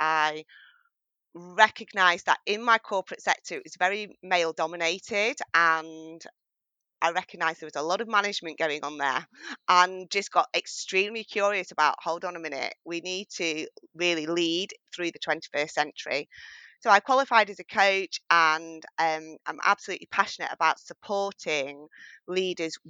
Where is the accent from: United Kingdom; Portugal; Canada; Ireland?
United Kingdom; northwest of England near Manchester; accent: English accent with a strong northern tone; I'm from England and I'm based in the northwest of England near Manchester. So you'll hear my English accent, but also with a very strong northern tone as well.